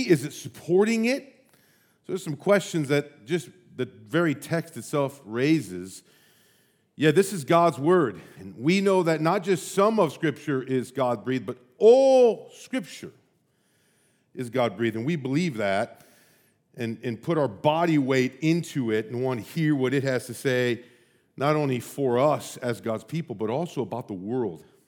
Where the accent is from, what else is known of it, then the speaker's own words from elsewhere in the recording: United States; also born or lived in St Andrews, Scotland; I'm an American